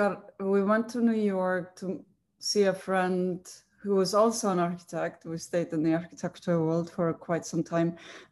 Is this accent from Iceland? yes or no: yes; Iceland; also born or lived in Germany; now in San Francisco, United States; I'm originally from from Iceland, but I went to school in Germany.